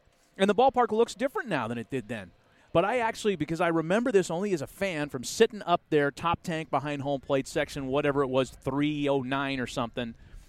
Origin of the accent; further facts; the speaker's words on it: Oakland, California, United States; This is where I grew up watching A's games.